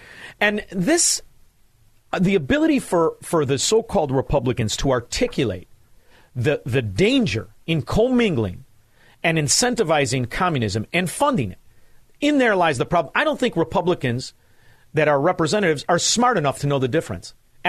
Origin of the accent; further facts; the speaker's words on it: Chicago, Illinois, United States; I'm from Chicago